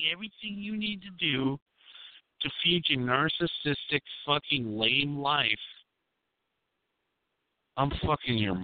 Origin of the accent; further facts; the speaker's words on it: United States; I'm American